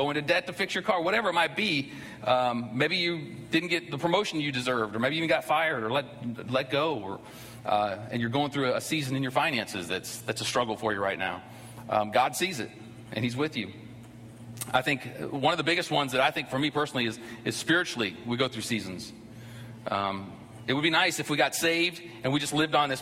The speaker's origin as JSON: {"language": "English", "region": "Ohio", "country": "United States", "tie": "born or raised there", "moved": "yes", "lives_now": "Georgia, United States", "said": "I grew up in Ohio."}